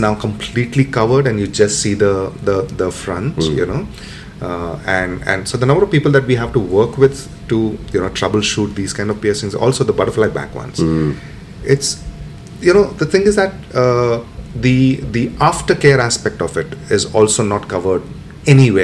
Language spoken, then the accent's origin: English; Mumbai, Maharashtra, India; I come from Mumbai